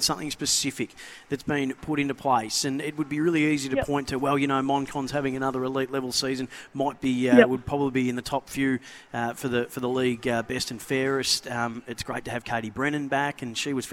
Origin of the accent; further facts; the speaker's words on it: Bendigo, Victoria, Australia; moved away; to be back in my hometown of Bendigo